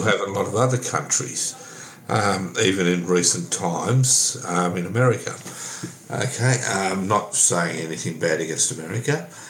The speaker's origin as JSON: {"language": "English", "town": "Sydney", "region": "New South Wales", "country": "Australia", "tie": "born or raised there", "said": "I went to school in Sydney."}